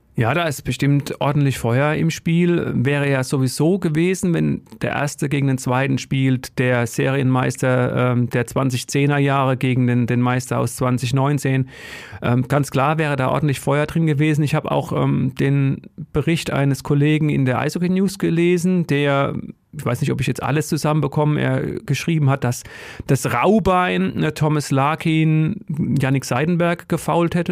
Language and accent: German; Odenwald, Germany; ich komme aus dem Odenwald.